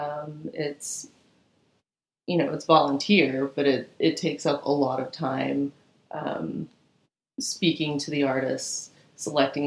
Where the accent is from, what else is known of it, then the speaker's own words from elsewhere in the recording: Atlanta, Georgia, United States; also born or lived in Doraville, Georgia / Florida / Savannah, Georgia; Spent most of my childhood in the Atlanta metro area.